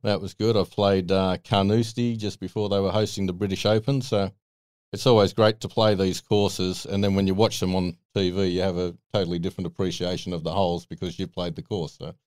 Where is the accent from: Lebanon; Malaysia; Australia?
Australia; Sydney, New South Wales; I grew up out in Arcadia in the Hills District